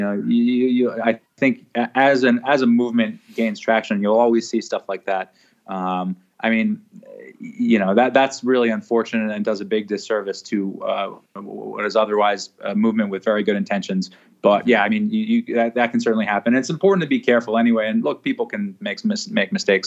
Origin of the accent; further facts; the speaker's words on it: New York City, New York, United States; also born or lived in Ecuador; grew up in a place called Riverdale